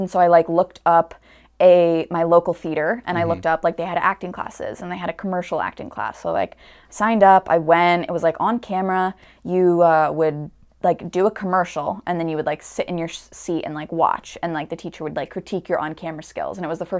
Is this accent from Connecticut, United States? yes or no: yes; Stamford, Connecticut, United States; I grew up in Stamford, Connecticut. I'm still there.